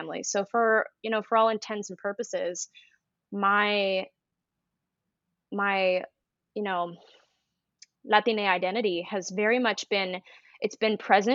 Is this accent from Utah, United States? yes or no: yes; Salt Lake City, Utah, United States; moved away as an adult; also born or lived in New York City / Los Angeles; I grew up in Salt Lake City, Utah